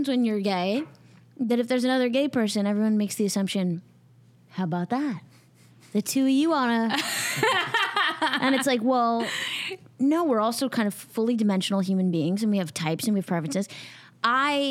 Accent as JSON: {"language": "English", "town": "New York City", "region": "New York", "country": "United States", "tie": "born or raised there", "moved": "yes", "said": "I was born in Manhattan"}